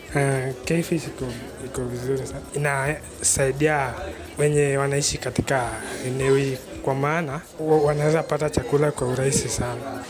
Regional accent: Nyanza, Kenya; moved away; sisi ni watu tumelelewa huko sehemu za Nyanza

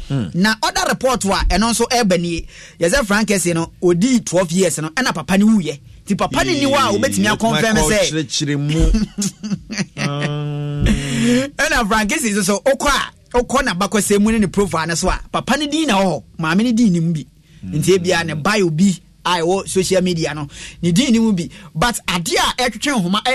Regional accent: Liberia; Ivory Coast, I'm from Liberia, a by Ivory Coast.

